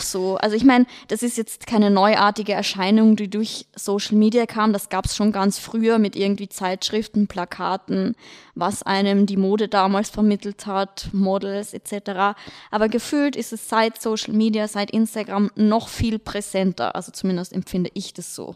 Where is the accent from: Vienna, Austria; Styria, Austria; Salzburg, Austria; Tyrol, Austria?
Vienna, Austria; moved away as an adult; now in Munich, Germany; ich komme aus Wien, falls man es hört an meinem Dialekt.